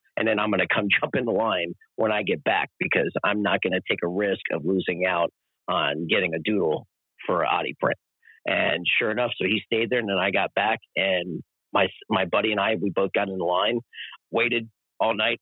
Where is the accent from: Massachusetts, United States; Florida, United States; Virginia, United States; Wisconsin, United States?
Florida, United States; when we did the Tampa run, those three shows, man, in my in my home state